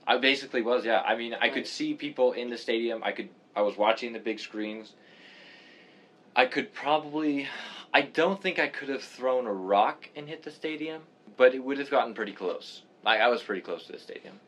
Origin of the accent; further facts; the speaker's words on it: Canada; moved away as an adult; also born or lived in England; now in United States; I grew up in Canada